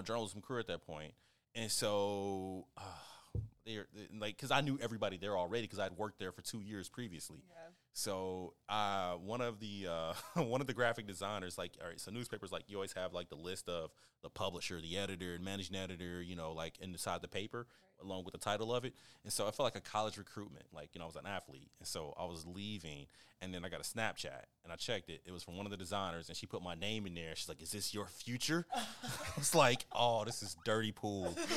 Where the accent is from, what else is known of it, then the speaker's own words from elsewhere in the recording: Kansas, United States; I'm from Kansas